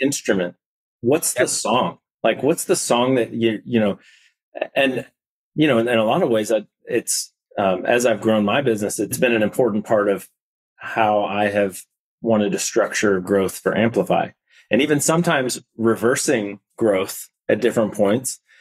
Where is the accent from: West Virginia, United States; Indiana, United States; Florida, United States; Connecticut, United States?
Indiana, United States; moved away as an adult; also born or lived in Nashville, Tennessee; I grew up in Indiana